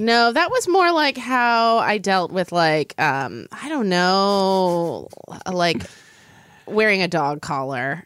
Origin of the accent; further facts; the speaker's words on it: Oklahoma, United States; I grew up in Oklahoma